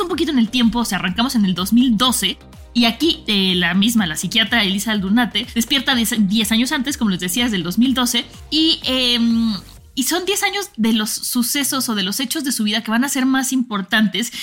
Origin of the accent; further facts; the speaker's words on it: Mexico; como mexicana